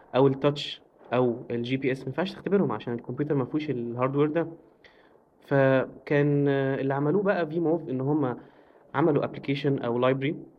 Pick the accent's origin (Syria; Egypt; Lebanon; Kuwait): Egypt; Alexandria Governorate; انا اسكندراني